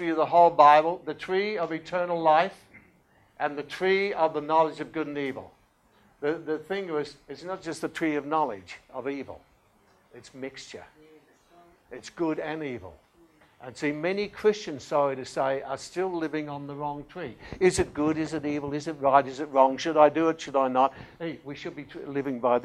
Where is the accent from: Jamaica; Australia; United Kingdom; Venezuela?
Australia; being very Australian